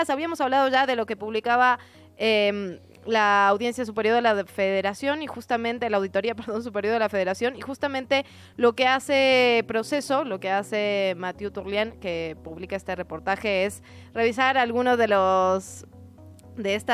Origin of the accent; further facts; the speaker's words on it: Mexico City, Mexico; todos somos chilangos y chilangas y chilangues.